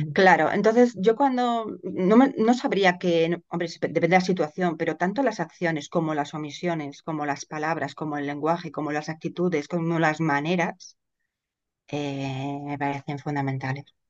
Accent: Madrid, Community of Madrid, Spain; yo soy de Madrid y resido en Madrid

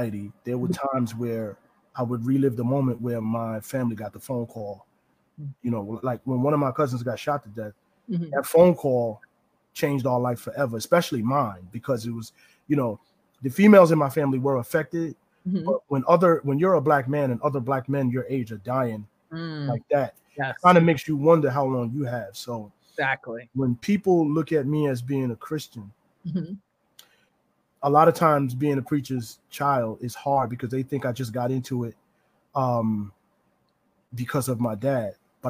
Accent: New Rochelle, New York, United States; I grew up in New Rochelle

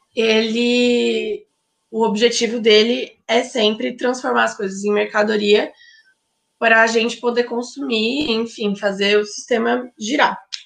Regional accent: Ribeirão Preto, São Paulo, Brazil; moved away as an adult; now in São Paulo, Brazil; eu sou de Ribeirão Preto, mas eu moro em São Paulo

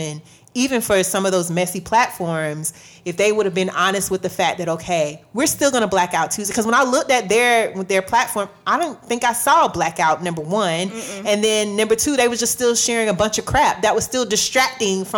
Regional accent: Florida, United States; I'm technically from the South, whatever, but I'm from Florida.

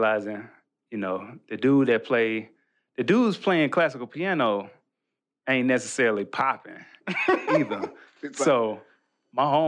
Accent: Birmingham, Alabama, United States; our church growing up in Birmingham

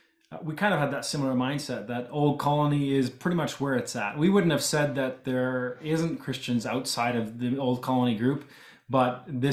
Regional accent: Canada; first language English; I myself grew up speaking almost entirely English because I was born and raised in Canada, but I could understand and speak Low German if I had

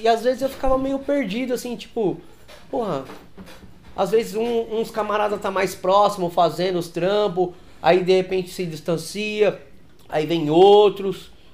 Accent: São Paulo, Brazil; lá na minha quebrada, lá na Aricanduva

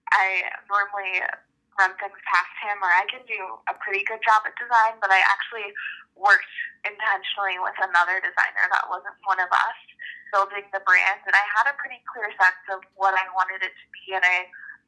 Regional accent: Chicago, Illinois, United States; I grew up in the Chicago area

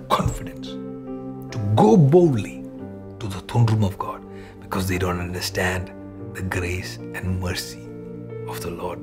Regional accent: Malayali, Kerala, India; first language Malayalam; English is a second language; All my Malayali people

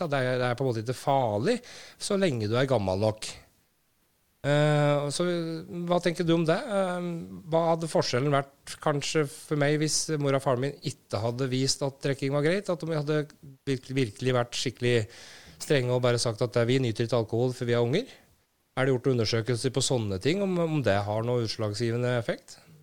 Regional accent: Brumunddal, Innlandet, Norway; jeg vokste opp i Brumunddal, en forholdsvis liten, uh, trygg plass.

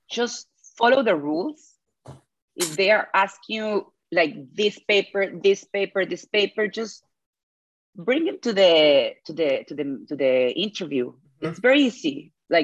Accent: Mexico; English is a second language; moved away as an adult; now in Tel Aviv, Israel; in my hometown

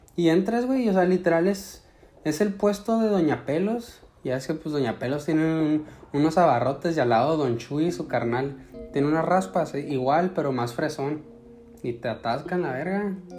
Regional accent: Chihuahua, Mexico; now in United States; yo vengo del estado de Chihuahua

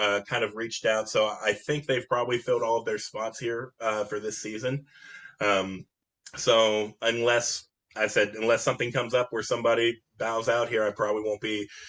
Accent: St. Clairsville, Ohio, United States; I'm originally from St. Clairsville, Ohio

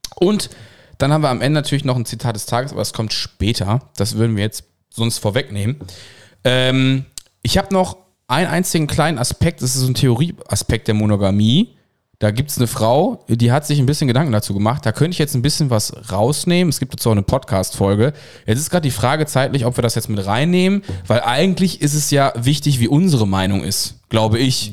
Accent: Cologne, North Rhine-Westphalia, Germany; Ich bin ja in Köln geboren, wie ihr wisst, deswegen habe ich da ähm, ja, ja die so Großstadt, die Großstadt im Background

